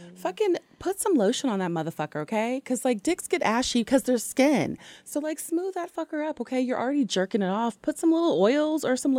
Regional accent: Ohio, United States; also born or lived in Long Beach, California; now in Atlanta, United States; I'm from Ohio, originally.

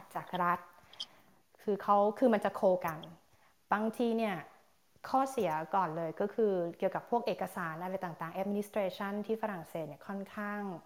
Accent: Thailand; moved away as an adult; also born or lived in Roanne, France; now in France; ด้วยความที่ทีโตและเกิดอยู่ที่ประเทศไทย

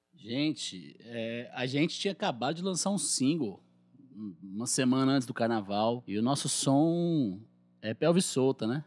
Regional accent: Guaratinguetá, São Paulo, Brazil; accent: caipira; now in Guaratinguetá, Brazil; eu sou caipira, de Guaratinguetá, aqui no interior do estado de São Paulo, no Vale do Paraíba.

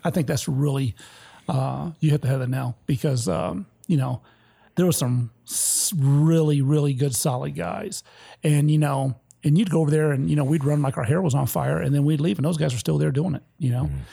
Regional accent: Detroit, Michigan, United States; moved away as an adult; also born or lived in Petoskey, Michigan / Vicenza, Italy; I'm from Detroit, Michigan, which is at the bottom of the state

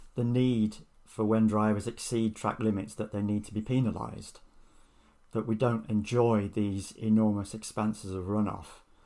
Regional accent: United Kingdom; I am British

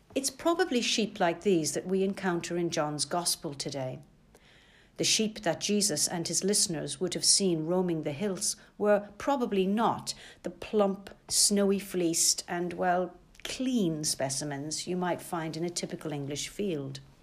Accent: Ireland; now in London, United Kingdom; I didn't grow up in the countryside, but being Irish, rural ways and rural life never seemed to be so very far away. In the nineteen seventies in Ireland

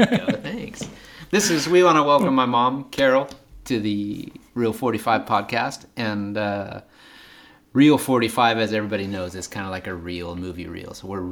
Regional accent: Scotland, United Kingdom; We're from the Highlands.

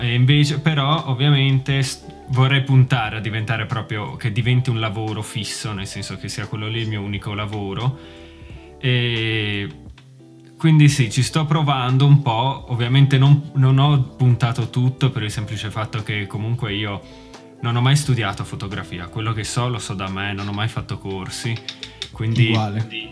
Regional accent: Manzano, Friuli-Venezia Giulia, Italy; moved away as an adult; now in Glasgow, United Kingdom; sono originario dal Friuli di Manzano, più specificamente, però sono ormai da 5 anni più o meno che vivo a Glasgow, in Scozia.

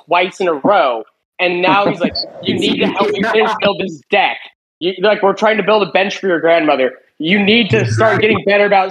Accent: Colorado, United States; moved away; I am from Colorado

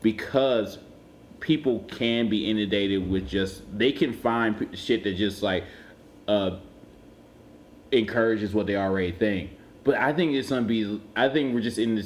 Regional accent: Cleveland, Ohio, United States; moved away as an adult; also born or lived in Toledo, Ohio / Columbus, Ohio / Atlanta, Georgia / Boston, Massachusetts; now in Providence, United States; I'm from Cleveland

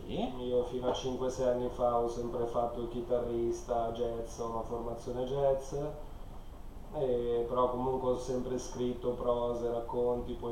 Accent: Buccinasco, Lombardy, Italy; moved away as an adult; now in Vigevano, Italy; Vengo da Puccinasco, cioè sono cresciuto lì, poi ho fatto diversi anni all'estero viaggiando per il mondo e adesso vivo

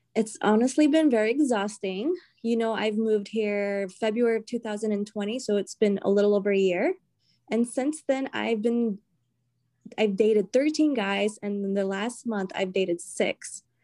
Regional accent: the South, United States; moved away as an adult; now in New England, United States; I'm from the South

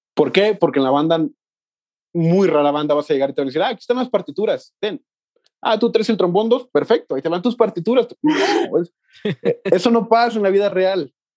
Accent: Mexticacán, Jalisco, Mexico; moved away as an adult; also born or lived in Guadalajara; yo soy de un pueblo que se llama Mexticacán

